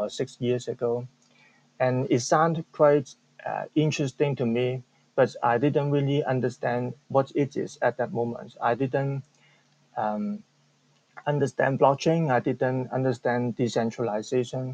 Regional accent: Hong Kong; I'm from Hong Kong

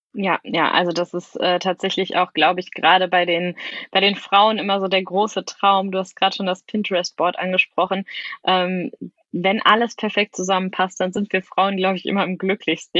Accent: Sauerland, North Rhine-Westphalia, Germany; moved away; ich komme zum Beispiel ursprünglich aus dem Sauerland

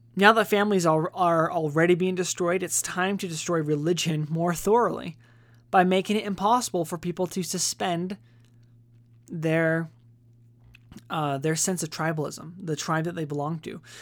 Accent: United States

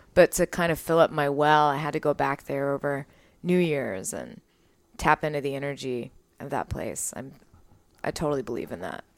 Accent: Waco, Texas, United States; I grew up in Waco

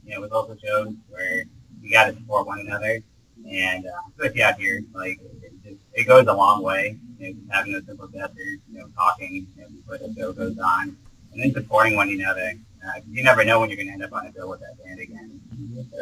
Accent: Akron, Ohio, United States; now in Arizona, United States; I'm from Ohio, Akron, and back when I lived there, I mean, any show you went to, it'd pack out no matter what

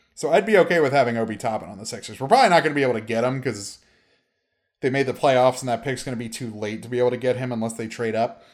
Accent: Maryland, United States; I was born in Maryland and grew up a Ravens fan

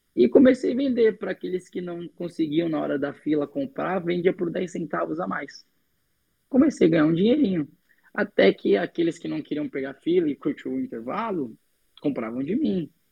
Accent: São Paulo, Brazil; also born or lived in Minas Gerais; Eu nasci em Minas Gerais, hoje eu sou moro em São Paulo desde a minha infância.

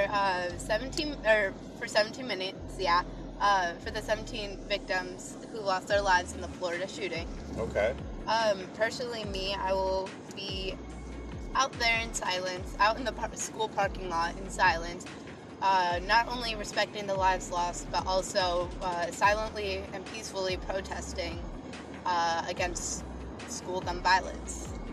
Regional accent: Mexico; I'm not Irish. I am Mexican

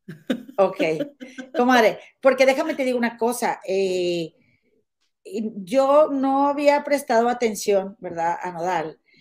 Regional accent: Monterrey, Nuevo León, Mexico; moved away as an adult; now in United States; yo soy de Monterrey

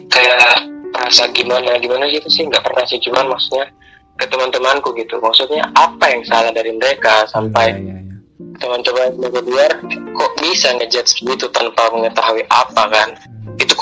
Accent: Manokwari, West Papua, Indonesia; kebetulan lahir dan besar di Manokwari, Papua Barat. Kalau asli sendiri, bukan sebenarnya bukan asli Papua sih.

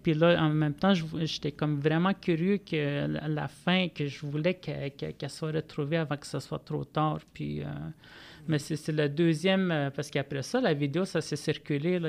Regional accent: Manawan, Quebec, Canada; je viens de Manouane, qui est au nord de Saint-Michel-des-Saints

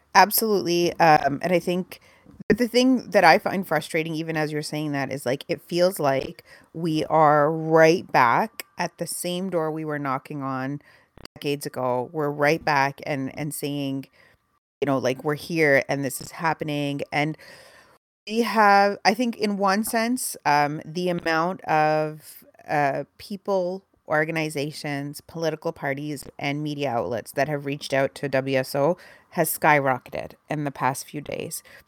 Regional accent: Canada; I grew up in a house with like a, a, paper copy of the Toronto Star every morning, and we watched the CBC News every evening

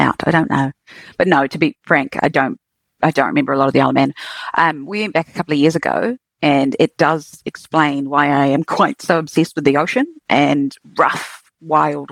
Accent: Queenstown, Otago, New Zealand; also born or lived in Dunedin; I grew up in Queenstown

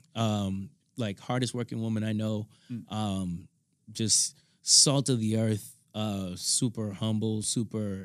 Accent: Malden, Massachusetts, United States; also born or lived in Melrose, Massachusetts; I was raised here in Malden, Massachusetts.

